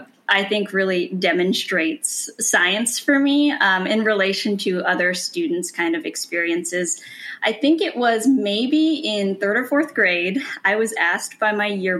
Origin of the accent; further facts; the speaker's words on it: California, United States; moved away as an adult; growing up in California really meant growing up in nature.